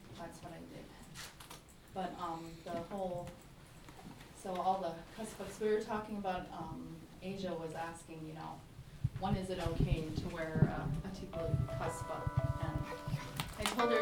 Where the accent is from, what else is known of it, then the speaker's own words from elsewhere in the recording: Utqiagvik, Alaska, United States; I was born and raised in Ukiavik.